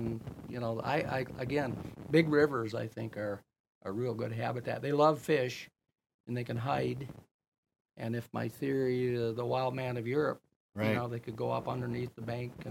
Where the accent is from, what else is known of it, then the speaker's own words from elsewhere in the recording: Greenville, Michigan, United States; moved away as an adult; now in West Branch, United States; I'm from Greenville, Stanton, Sheridan area.